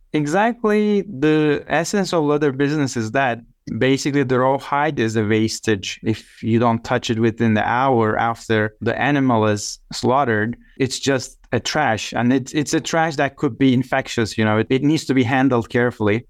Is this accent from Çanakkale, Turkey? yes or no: yes; Biga, Çanakkale, Turkey; English is a second language; moved away as an adult; also born or lived in Istanbul / Turkmenistan / Armenia / Chicago; now in United States; Çanakkale is my hometown, which is the ancient Troy region in the northwest coast